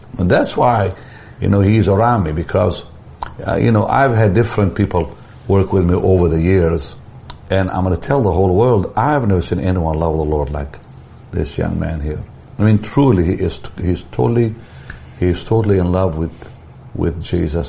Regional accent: Israel; moved away; I'm from Israel

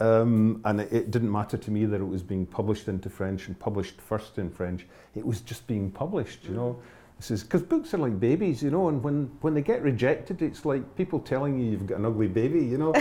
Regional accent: Glasgow, Scotland, United Kingdom; moved away as an adult; also born or lived in Hebrides; I was born and raised in Glasgow

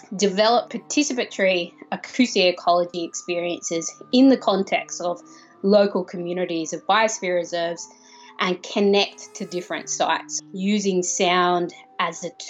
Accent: Australia; I'm an Australian sound artist and composer

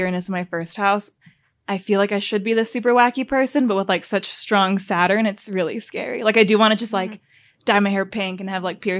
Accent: Honolulu, Hawaii, United States; born or raised there; moved away as an adult; also born or lived in Sweden; now in Denver, United States

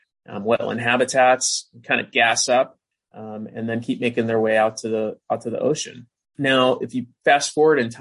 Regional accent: Wisconsin, United States; now in California, United States; I'm from Wisconsin originally, and like a lot of kids that grow up in Wisconsin, got really into fishing and vacationing in the Northwoods when I was a young boy

